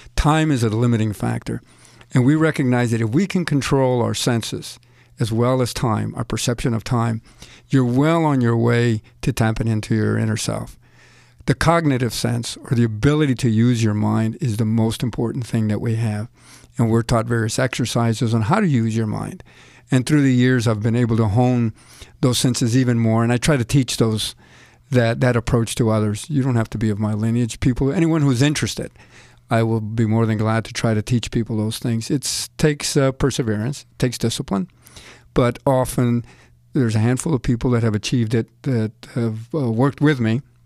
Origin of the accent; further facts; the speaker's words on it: El Paso, Texas, United States; now in New Jersey, United States; Growing up in El Paso